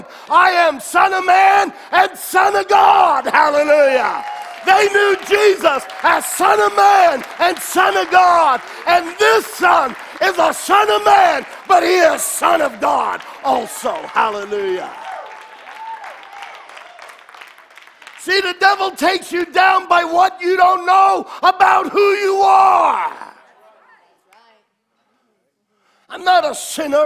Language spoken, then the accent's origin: English; New York, United States; me as a New Yorker